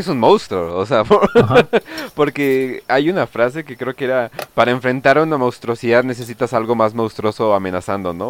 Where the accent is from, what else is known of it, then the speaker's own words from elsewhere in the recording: Sinaloa, Mexico; Sinaloa, de donde yo vengo